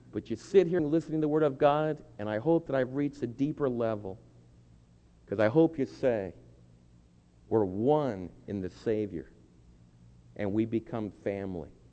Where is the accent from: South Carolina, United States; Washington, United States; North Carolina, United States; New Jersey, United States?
New Jersey, United States; the state where I was born in New Jersey